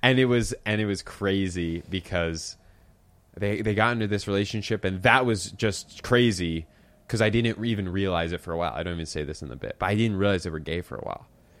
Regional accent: Philadelphia, Pennsylvania, United States; moved away as an adult; also born or lived in Santa Barbara, California; I was from Philly.

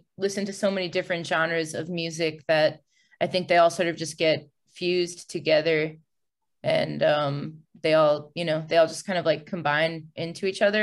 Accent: Long Island, New York, United States; the LGBT center that happened to be in my hometown. It was like the only one on Long Island at the time

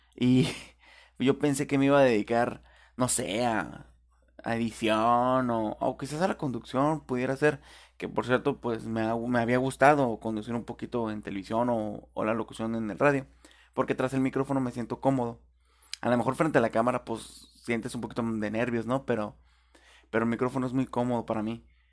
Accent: Tijuana, Baja California, Mexico; yo viví, cuando recién nací, estuve viviendo en Rinconada Otay.

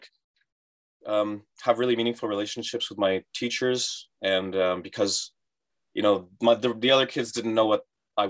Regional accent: Vaughan, Ontario, Canada; I was from Vaughan

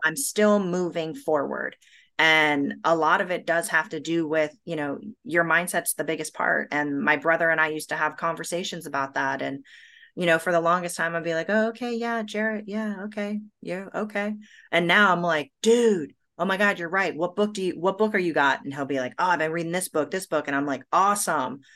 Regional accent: United States; also born or lived in Brazil; I'm an American and I'm a Brazilian

